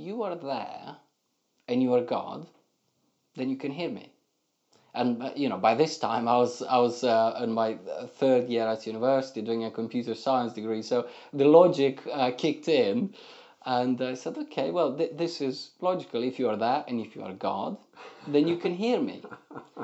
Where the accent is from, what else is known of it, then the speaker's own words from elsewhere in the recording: Moldova; moved away as an adult; now in England; my entire growing up in Moldova